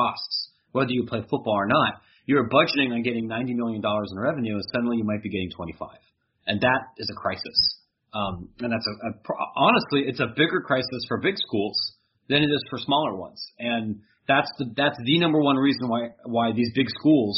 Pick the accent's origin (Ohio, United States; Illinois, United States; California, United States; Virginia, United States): Ohio, United States; near Columbus; now in Chicago, United States; I grew up near Columbus